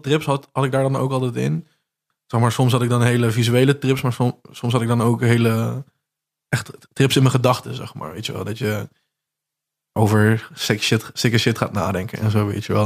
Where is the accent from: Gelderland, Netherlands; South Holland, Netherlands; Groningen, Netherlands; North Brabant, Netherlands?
North Brabant, Netherlands; Zevenbergen; accent: Brabants; wij spreken in, uh, in Zevenbergen